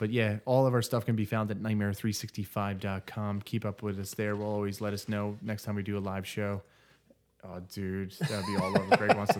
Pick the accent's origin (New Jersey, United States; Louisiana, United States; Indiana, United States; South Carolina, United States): Indiana, United States; Erie; I grew up in Erie, Indiana.